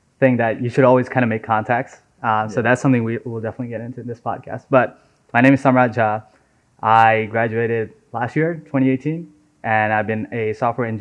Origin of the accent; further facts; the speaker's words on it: Nepal; now in United States; So I was born and raised in Nepal